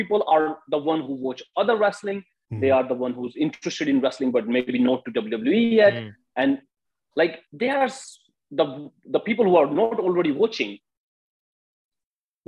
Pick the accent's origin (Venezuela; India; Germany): India; I'm from India